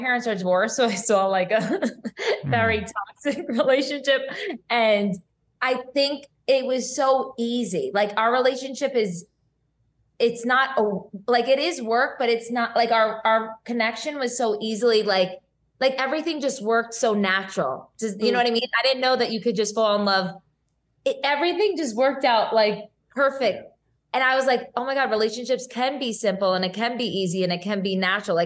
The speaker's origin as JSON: {"language": "English", "region": "New Jersey", "country": "United States", "accent": "Jersey", "moved": "yes", "said": "every time I visit home, I come back, like my accent is 10 times stronger"}